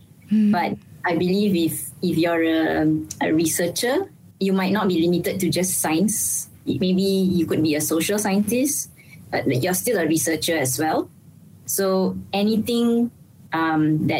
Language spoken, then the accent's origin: English; Malaysia; Being a Malaysian